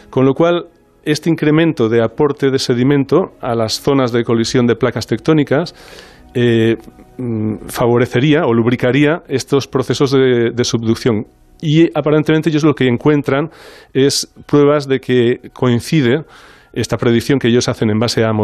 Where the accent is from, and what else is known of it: Barcelona, Catalonia, Spain